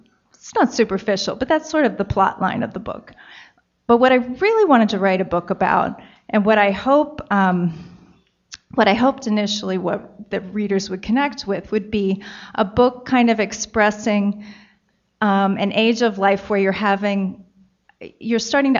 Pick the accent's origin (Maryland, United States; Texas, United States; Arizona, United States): Maryland, United States; Baltimore; I grew up in Maryland, in the Baltimore area